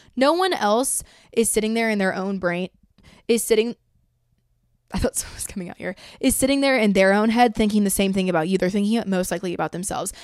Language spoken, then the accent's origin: English; Georgia, United States; I'm from Georgia